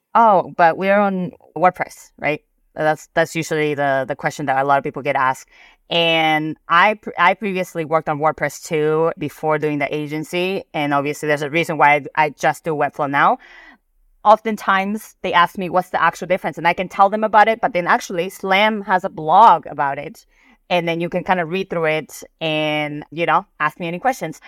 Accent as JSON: {"language": "English", "country": "Peru", "tie": "born or raised there", "moved": "yes", "said": "So I'm Peruvian, I'm Asian, and I grew up in South America."}